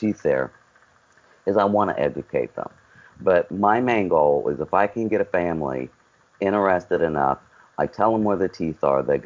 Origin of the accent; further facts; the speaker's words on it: West Virginia, United States; now in Surf City, United States; my home state of West Virginia.